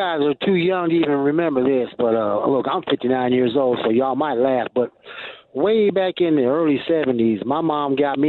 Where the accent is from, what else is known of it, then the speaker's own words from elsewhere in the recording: northern Michigan, United States; I was raised in Michigan, way up northern Michigan, not the Upper Peninsula